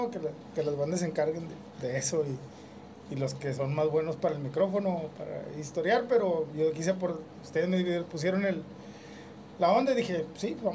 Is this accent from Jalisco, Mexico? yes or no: no; Monterrey, Nuevo León, Mexico; Así crecí en la Independencia, en la Colonia Independencia.